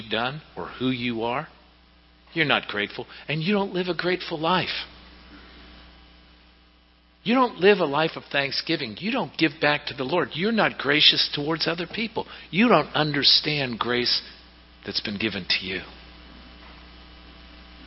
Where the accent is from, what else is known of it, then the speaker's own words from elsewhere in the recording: Pittsburgh, Pennsylvania, United States; back when I was growing up in Pittsburgh